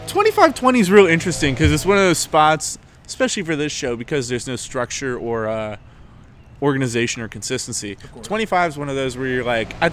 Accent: New York, United States; I'm from New York!

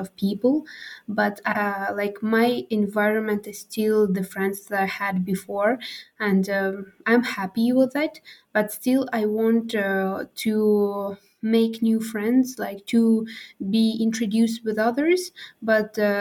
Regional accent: Khorog, Gorno-Badakhshan, Tajikistan; English is a second language; moved away as an adult; now in Bishkek, Kyrgyzstan; I'm from Tajikistan, living in Pamir in Khorog, and Pamir it's a little bit different from other regions that is located in Tajikistan. And actually, yeah, we as Pamirians

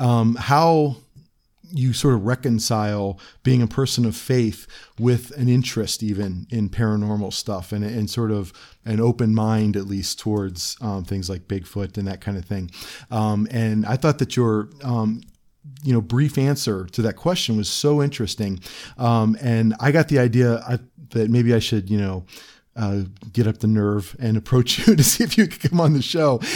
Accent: Cleveland, Ohio, United States; also born or lived in Akron, Ohio; I am also from Northeast Ohio. I was born in Cleveland

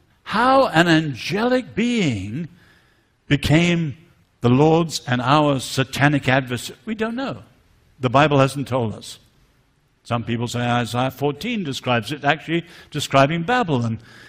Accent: north central China, China; I grew up in China. My parents were married just a little bit after the Japanese invasion.

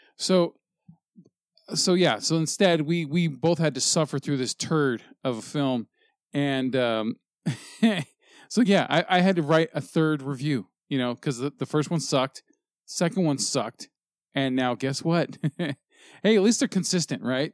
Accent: United States

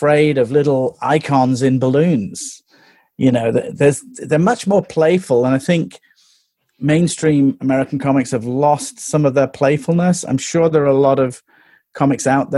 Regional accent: England, United Kingdom; growing up in England

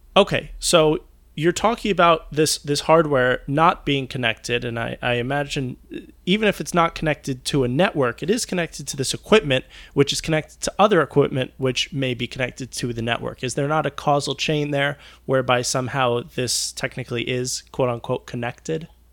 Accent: New York City, New York, United States; my hometown of New York City, specifically the area of Manhattan where I grew up

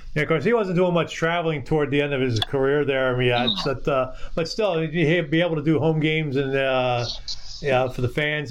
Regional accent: Philadelphia, Pennsylvania, United States; moved away; I grew up in Philadelphia, going to games, Flyers games at the Spectrum

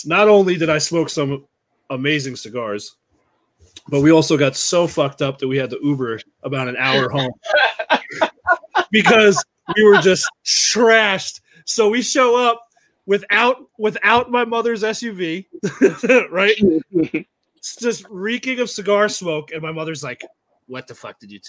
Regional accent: Long Island, New York, United States; I grew up on Long Island.

